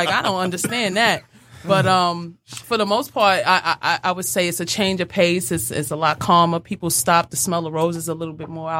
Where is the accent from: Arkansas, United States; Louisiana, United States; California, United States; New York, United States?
New York, United States; New York City; also born or lived in Harlem, New York; I'm born and raised in Queens.